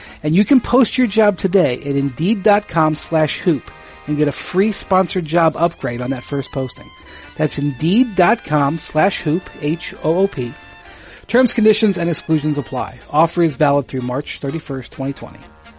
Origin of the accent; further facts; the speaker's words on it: Akron, Ohio, United States; It's one of the most proud things that we had from my hometown of Akron was the Goodyear blimp.